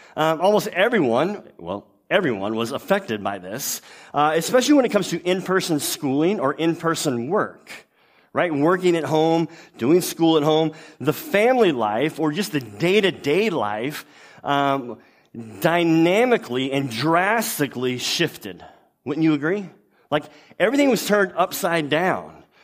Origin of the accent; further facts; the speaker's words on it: Louisiana, United States; I'm from Louisiana, which is a, a much better place than the state next to it, Texas.